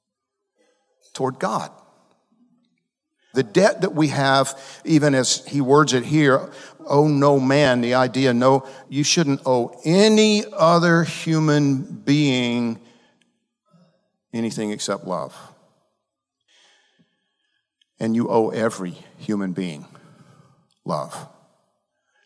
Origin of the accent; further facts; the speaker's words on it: Georgia, United States; I'm from Georgia. We don't speak the Queen's English in Georgia.